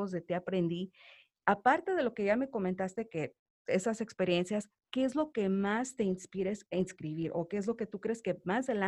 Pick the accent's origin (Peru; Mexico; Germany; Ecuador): Mexico; now in Los Angeles, United States; Nosotros acá en Estados Unidos siento que tenemos la mayoría de los que vivimos acá, que somos mexicanos de nacionalidad